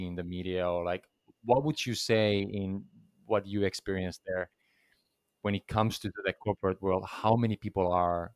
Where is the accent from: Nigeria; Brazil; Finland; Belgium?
Finland; I come from Finland